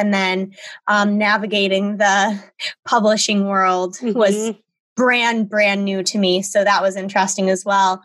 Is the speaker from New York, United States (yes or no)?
yes; Buffalo, New York, United States; I am born and raised in Buffalo, New York